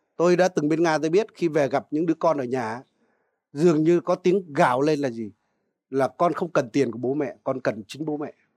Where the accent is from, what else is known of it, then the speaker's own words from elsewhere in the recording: Vietnam; dân Việt Nam chúng ta